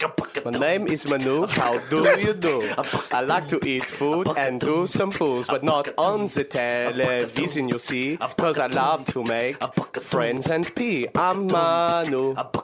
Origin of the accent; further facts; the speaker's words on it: Hauts-de-France, France; When I was growing up in Somme.